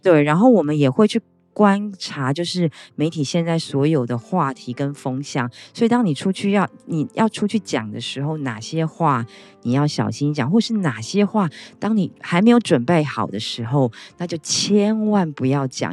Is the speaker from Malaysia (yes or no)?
no; Taiwan; 以我们台湾人来讲